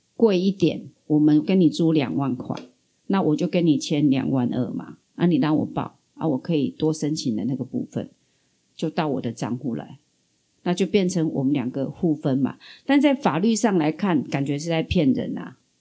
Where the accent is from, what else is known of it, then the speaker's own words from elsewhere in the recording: southern Taiwan, Taiwan; 我们南部人的乐天